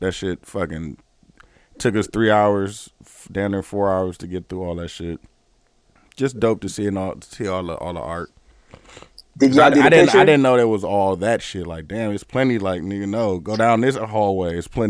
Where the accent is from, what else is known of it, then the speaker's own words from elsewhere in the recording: United States; the black guy from America